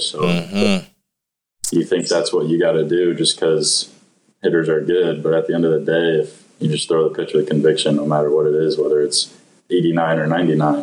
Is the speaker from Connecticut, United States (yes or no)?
yes; East Windsor, Connecticut, United States; I grew up in East Windsor, Connecticut